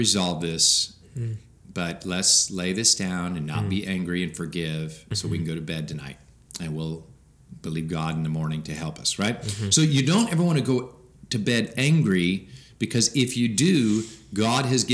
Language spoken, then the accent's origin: English; Washington, United States; moved away as an adult; now in Bible Belt, United States; I'm from Washington, where 5% of the people became a Christian